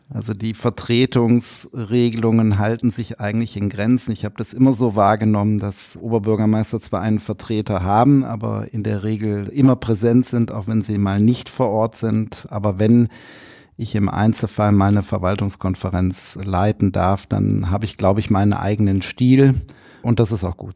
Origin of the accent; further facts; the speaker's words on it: Rhineland, Germany; aber ich, im Herzen bin ich Rheinländer.